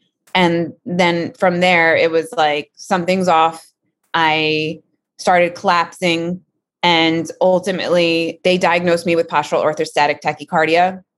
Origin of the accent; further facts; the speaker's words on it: New York, United States; moved away as an adult; also born or lived in Los Angeles; I lived in LA for so long, which is bizarre. I'm a New Yorker.